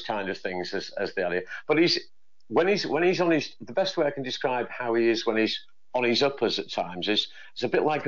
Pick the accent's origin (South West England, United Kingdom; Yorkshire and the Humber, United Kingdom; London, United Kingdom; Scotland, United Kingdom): Yorkshire and the Humber, United Kingdom; Hull; moved away; I'm from Hull originally